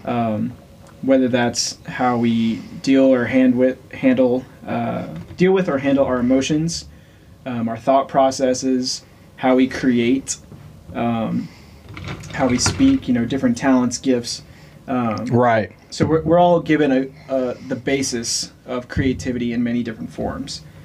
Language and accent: English; Louisiana, United States; now in Wichita, United States; originally, I am from Louisiana